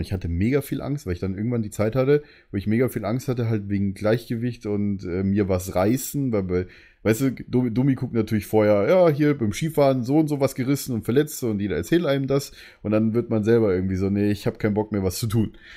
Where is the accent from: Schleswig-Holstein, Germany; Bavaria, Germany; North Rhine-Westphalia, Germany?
Bavaria, Germany; Munich; als Münchner ist man dann halt, sage ich es mal, ein bisschen anders